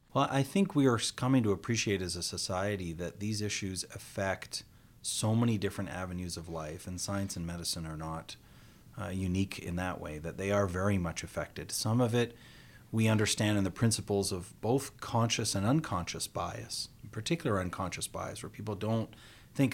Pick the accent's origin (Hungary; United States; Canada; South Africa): Canada; I was born here in North America and Canada.